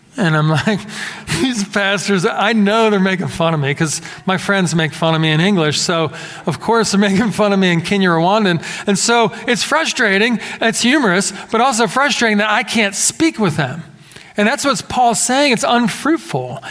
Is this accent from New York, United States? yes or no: no; Philadelphia, Pennsylvania, United States; growing up in the Philadelphia area